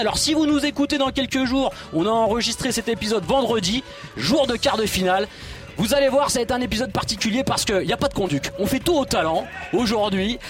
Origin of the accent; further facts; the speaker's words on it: Bordeaux, Nouvelle-Aquitaine, France; je suis bordelais, je vis sur Bordeaux